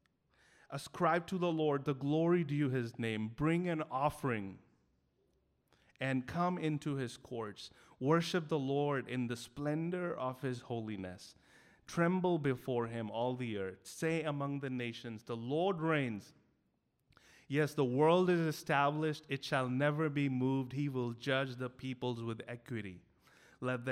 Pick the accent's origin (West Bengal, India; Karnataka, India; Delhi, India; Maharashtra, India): Delhi, India; I grew up in Delhi. You know, I grew up 21 years not knowing anyone who was a Christian in my school, college, and neighborhood